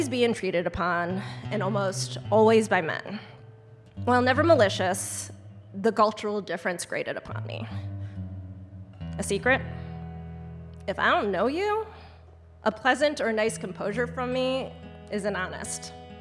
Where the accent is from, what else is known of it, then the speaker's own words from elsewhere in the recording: United States; As an American